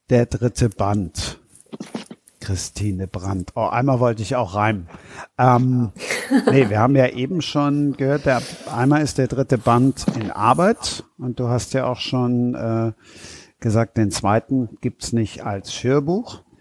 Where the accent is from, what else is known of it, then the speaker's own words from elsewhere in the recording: Düsseldorf, North Rhine-Westphalia, Germany; born there; now in Cologne, Germany; Ich bin in Düsseldorf geboren und wohne in Köln.